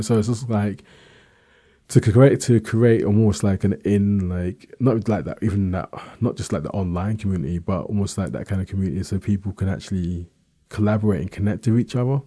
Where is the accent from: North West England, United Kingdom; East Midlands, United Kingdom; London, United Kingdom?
London, United Kingdom; I was born in London, South East London